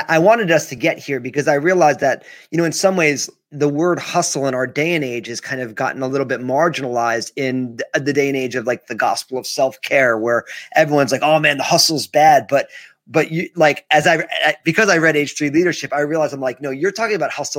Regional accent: Northeast, United States; being born and raised in the Northeast

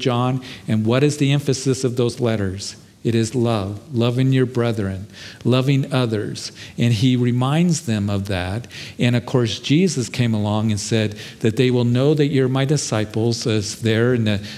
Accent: Kansas, United States; when I was a kid, growing up in Kansas

